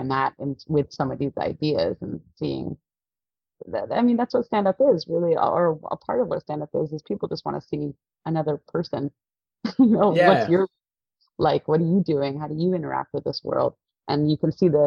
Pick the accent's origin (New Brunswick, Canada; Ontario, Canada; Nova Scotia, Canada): Ontario, Canada; Toronto; also born or lived in Halifax; I'm born and raised in Toronto. I grew up in like North York area.